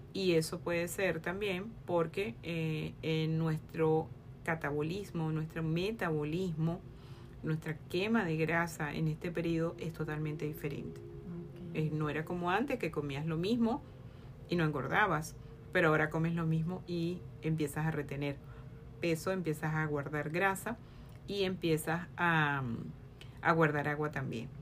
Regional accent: Venezuela; soy médico venezolana

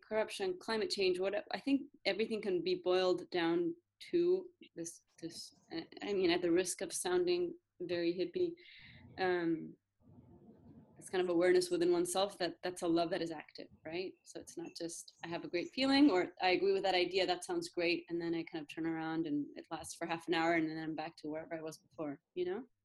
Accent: Argentina; I was born in Argentina, but I went to a Scottish school here

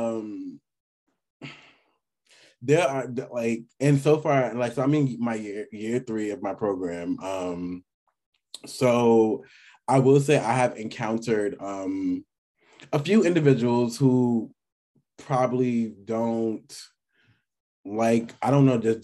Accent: New York City, New York, United States; I'm from New York City, by the way, and we are very cocky people

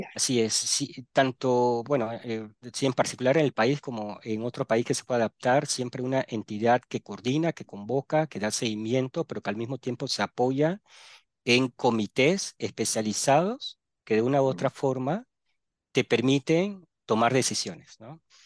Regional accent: Panama City, Panama; also born or lived in Barranquilla, Colombia; yo soy natal de Barranquilla, Colombia, costa atlántica de Colombia, me crié en Panamá, en la ciudad de Panamá

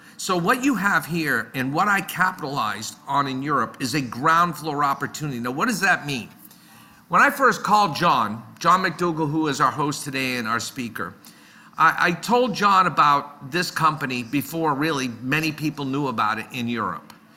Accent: Boston, Massachusetts, United States; also born or lived in Netherlands; I grew up in the Boston area. I still live in this area.

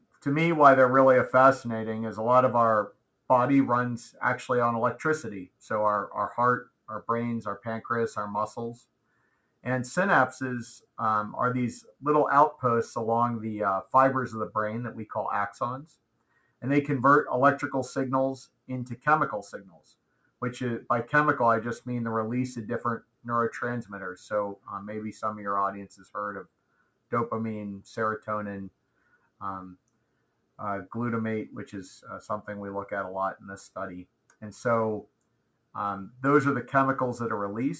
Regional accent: outside of Baltimore, Maryland, United States; moved away as an adult; also born or lived in Portland, Oregon; I was born in Maryland, raised mainly outside of Baltimore

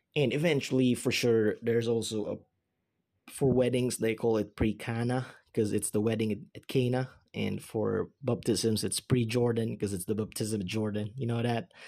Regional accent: Philippines; English is a second language; I'm a Filipino, I'm the Philippines

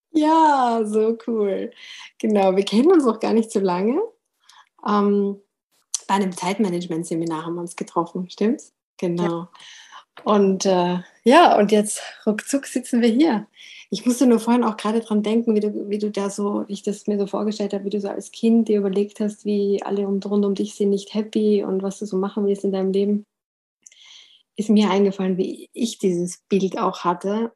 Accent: Vienna, Austria; Als Wienerin wächst man praktisch mit ihr auf

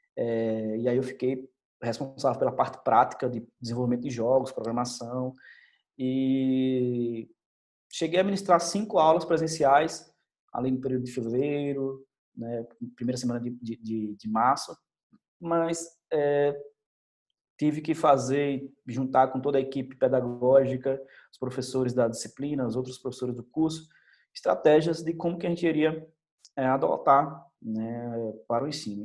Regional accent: Salvador, Bahia, Brazil; moved away as an adult; also born or lived in Senhor do Bonfim, Bahia; a minha terra, a Bahia, né? da onde eu sou, nasci em Salvador, mas é, trabalho em Seu do Bonfim

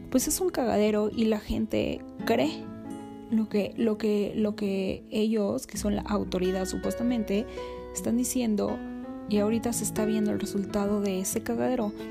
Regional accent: Mexico; si sabes de qué tamaño es el país que estás gobernando y lo necio que somos los mexicanos

